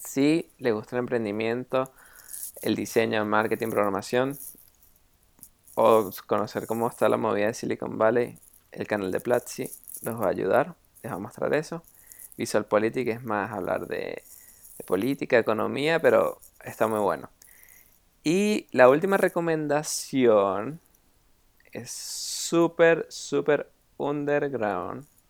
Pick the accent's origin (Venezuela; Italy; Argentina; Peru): Venezuela; moved away; cuando estaba en Venezuela